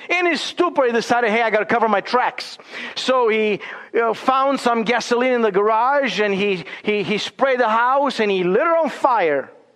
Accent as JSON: {"language": "English", "country": "Romania", "tie": "born or raised there", "moved": "yes", "lives_now": "Boise, United States", "said": "growing up in Romania"}